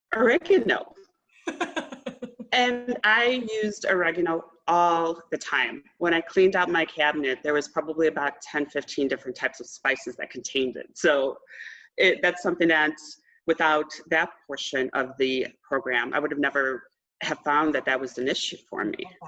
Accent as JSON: {"language": "English", "town": "Austin", "region": "Texas", "country": "United States", "said": "I'm from Austin, Texas"}